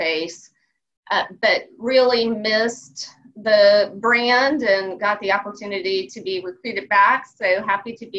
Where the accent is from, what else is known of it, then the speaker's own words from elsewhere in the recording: Ocean Springs, Mississippi, United States; moved away; I grew up in Ocean Springs, Mississippi, which is near Biloxi, in between New Orleans and Mobile, Alabama.